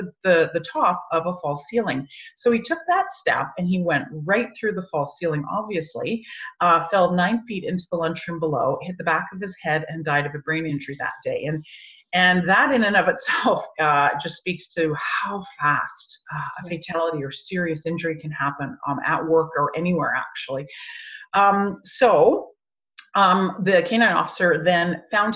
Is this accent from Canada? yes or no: yes; Canada; we lived in Canada. We're Canadian.